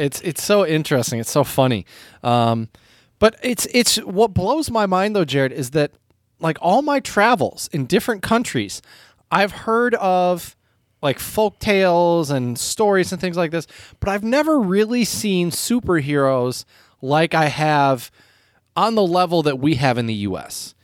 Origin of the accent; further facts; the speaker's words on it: United States; as an American growing up in America